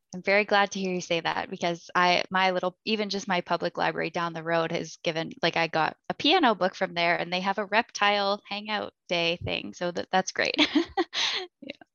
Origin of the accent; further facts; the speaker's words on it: Canada; I'm Canadian